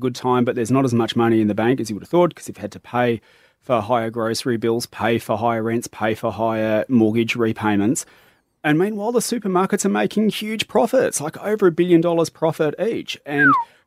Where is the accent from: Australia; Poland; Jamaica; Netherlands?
Australia; Perth, Western Australia; now in Melbourne, Australia; I grew up in Perth, Western Australia